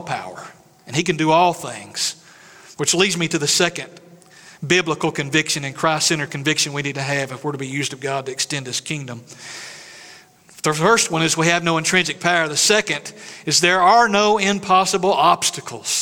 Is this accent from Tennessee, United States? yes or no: yes; East Tennessee, United States; moved away; I'm from East Tennessee. We got mountains.